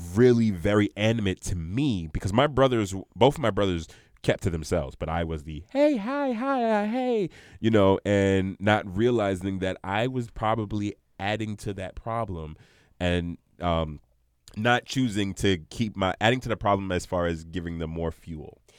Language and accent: English; New York City, New York, United States; moved away; also born or lived in Union, New Jersey; we grew up in Brooklyn